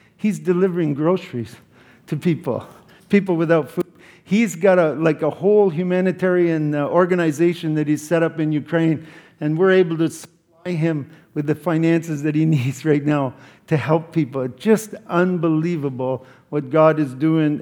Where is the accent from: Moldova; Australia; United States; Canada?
Canada; I'm from Canada